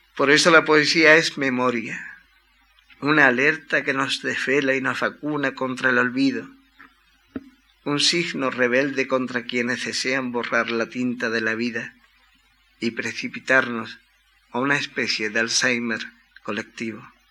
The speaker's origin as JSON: {"language": "Spanish", "town": "Cádiz", "region": "Andalusia", "country": "Spain", "tie": "born or raised there", "said": "mi ciudad natal, un lugar de provincias que aunque concedió cuna a Manuel de Falla"}